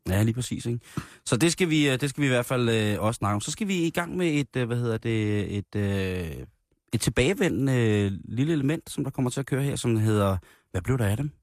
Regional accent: Roskilde, Zealand, Denmark; I den lille flæk, hvor jeg voksede op i, øh, Roskilde, der, øh, der havde vi i nærområdet, øh, hvor jeg voksede op Himmeløv

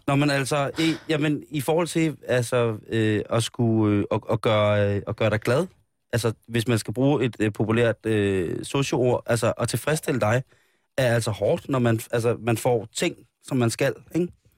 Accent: Denmark; Jeg er jo dansker

